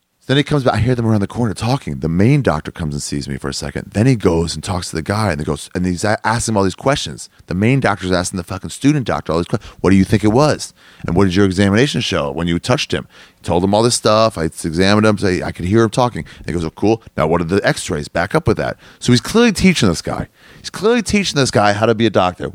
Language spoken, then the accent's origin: English; United States; I'm an American. I'm not from around here